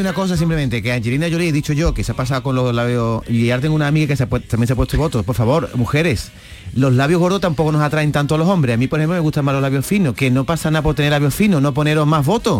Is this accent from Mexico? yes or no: no; Gelves, Andalusia, Spain; compañeros de colegio del, cuando yo era pequeño, ¿vale? De mi pueblo, en Helves